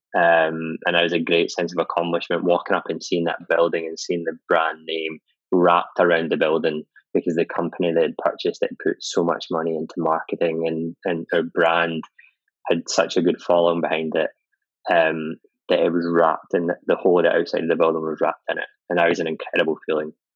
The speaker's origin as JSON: {"language": "English", "region": "Scotland", "country": "United Kingdom", "said": "being Scottish"}